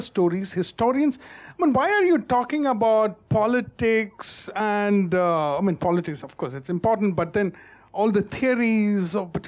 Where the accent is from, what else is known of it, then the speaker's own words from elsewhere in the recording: South India, India; I'm from the South